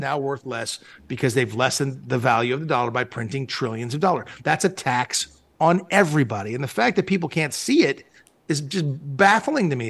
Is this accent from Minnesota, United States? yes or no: no; Malibu, California, United States; I grew up in Malibu, California.